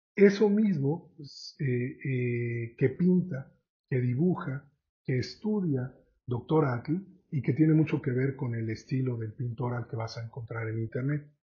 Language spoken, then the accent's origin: Spanish; Mexico; como mexicanos